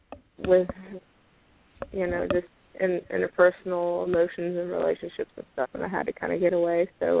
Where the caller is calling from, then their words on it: Memphis, Tennessee, United States; I'm calling from Memphis.